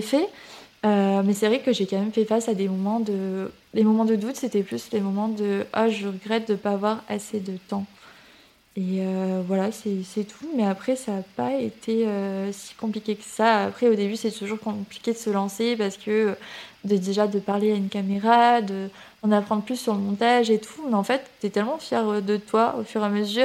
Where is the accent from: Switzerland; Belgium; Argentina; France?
France; Toulouse region, Occitania; also born or lived in Canada; je suis originaire de la région de Toulouse. Euh, mais j'ai un peu vadrouillé euh, aussi. J'ai habité au Canada quand j'étais petite